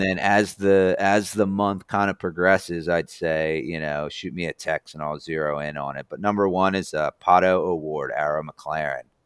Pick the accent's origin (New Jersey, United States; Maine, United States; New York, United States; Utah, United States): New Jersey, United States; now in Indiana, United States; I'm not from here. I'm from New Jersey